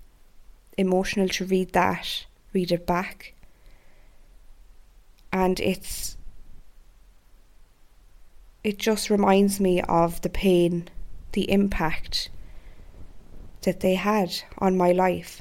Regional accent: Ireland; my home country of Ireland

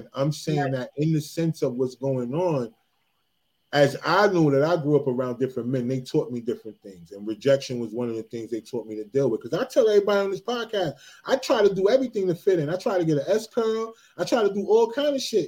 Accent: New Jersey, United States; I'm from Jersey

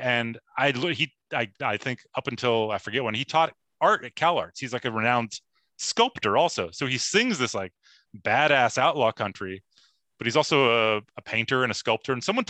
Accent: Bay Area, California, United States; now in Los Angeles, United States; I grew up in the Bay Area.

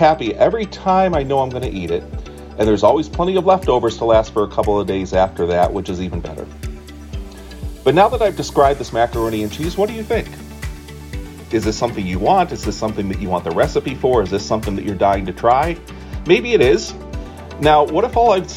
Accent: the North, United States; now in Staunton, United States; I grew up in the North, and I never knew of macaroni and cheese as anything but a main dish until we moved south

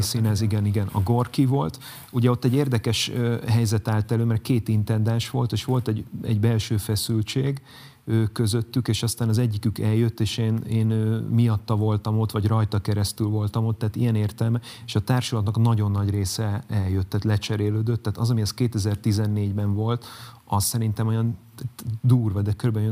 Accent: Zalaegerszeg, Zala, Hungary; moved away; Zalegerszegről jövök

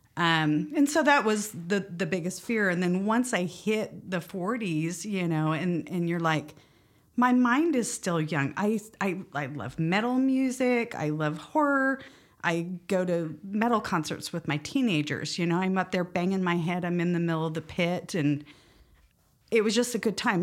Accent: West Valley City, Utah, United States; also born or lived in Montrose, Colorado; I was born in, uh, in Montrose, Colorado, um, but as a small child moved out here to Utah with my family and grew up mainly in the Kearns, West Valley area

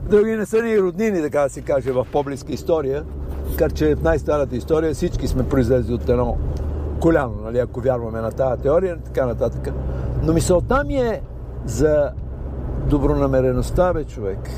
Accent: Bulgaria; а ние сме от Българстан

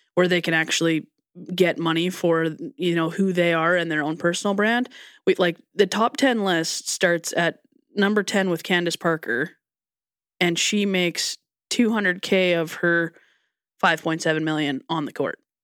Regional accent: Canada; as a Canadian person

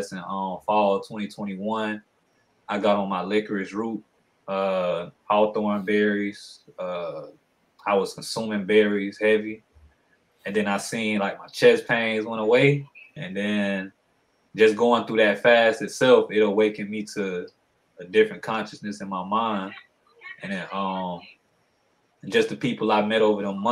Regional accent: Aiken, South Carolina, United States; also born or lived in Augusta, Georgia; I'm from South Carolina. I was born in Augusta, Georgia, raised in South Carolina over here in Aiken in the 803.

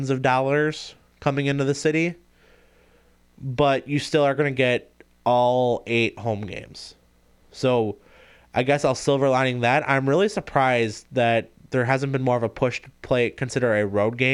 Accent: Gillett, Wisconsin, United States; I grew up in Gillett.

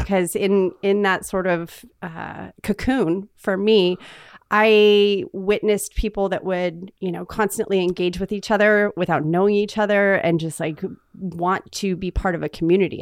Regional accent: Northern California, United States; think of Sacramento and the Oregon border, and I'm halfway in between

